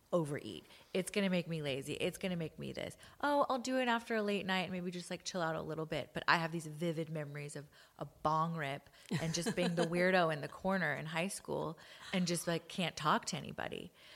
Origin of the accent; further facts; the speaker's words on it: Los Angeles, California, United States; moved away as an adult; also born or lived in London; actually born and raised in L A.